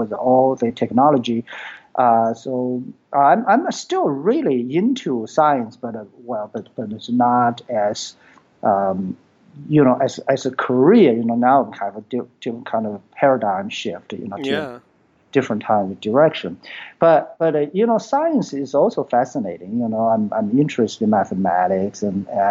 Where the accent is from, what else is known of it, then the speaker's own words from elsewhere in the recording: China; English is a second language; moved away as an adult; now in United States; I was born in China. Then I came to U.S. in 1985 and for education. So that time I had my bachelor degree in physics.